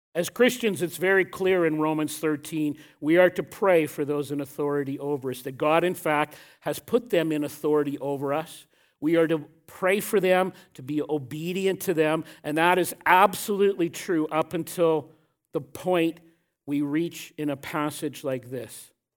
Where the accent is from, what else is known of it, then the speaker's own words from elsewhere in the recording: Canada; I am deeply proud to be a Canadian.